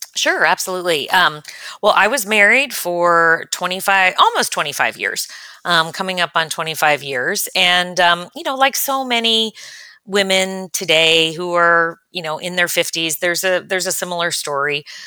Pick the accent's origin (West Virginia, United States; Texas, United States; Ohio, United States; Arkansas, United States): Ohio, United States; Cincinnati; also born or lived in California / Chicago / Kansas City; I grew up in Cincinnati, Ohio, and spent the better part of my life there